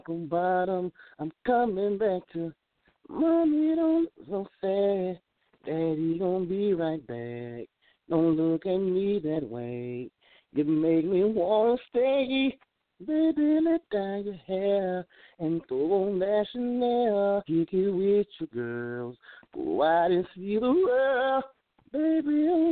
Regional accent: Tifton, Georgia, United States; I'm from Georgia. I'm from a small town, Tifton, Georgia

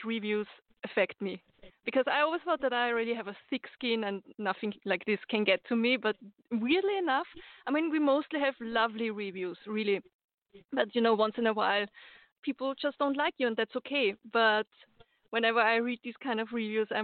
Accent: Austria; I'm from Austria

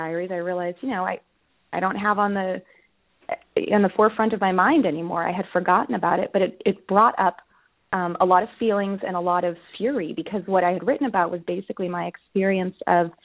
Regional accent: Boston, Massachusetts, United States; I grew up in the Boston area.

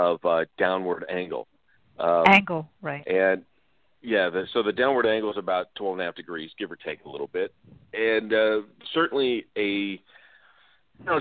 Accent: Las Vegas, Nevada, United States; now in Pahrump, United States; I grew up in Las Vegas, but I live about an hour out in Pahrump.

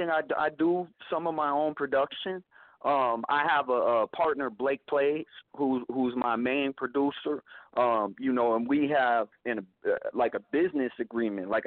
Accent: Oklahoma, United States; born there; I was born in Oklahoma, and I dropped out of school in eighth grade.

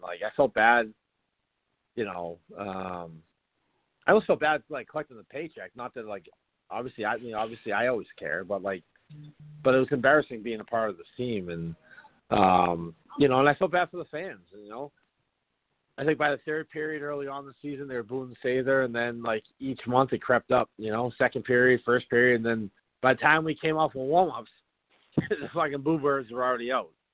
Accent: Boston, Massachusetts, United States; my hometown Boston Bruins

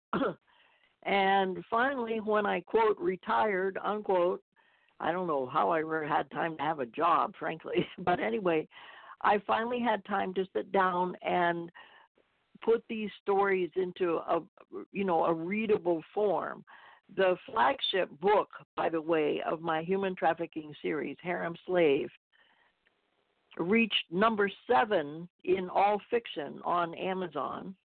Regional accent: Tampa, Florida, United States; moved away as an adult; I grew up in Tampa, Florida

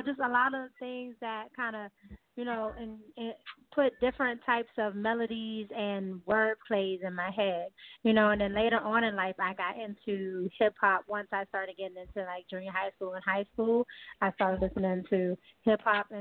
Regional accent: Washington, District of Columbia, United States; growing up in D.C., D.C.'s, very heavily musically inclined with go-go music

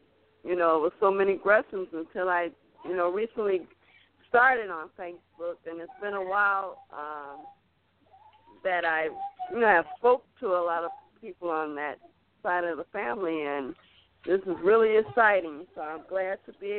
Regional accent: Detroit, Michigan, United States; I'm from Detroit, Michigan.

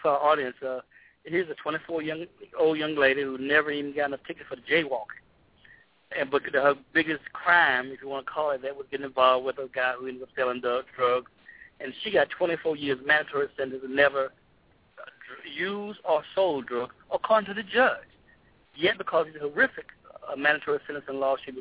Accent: Tuscaloosa, Alabama, United States; moved away as an adult; growing up in Alabama

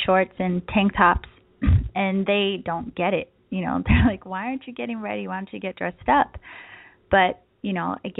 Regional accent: East Coast, United States; now in San Diego, United States; I am from the East Coast, but now I live in San Diego

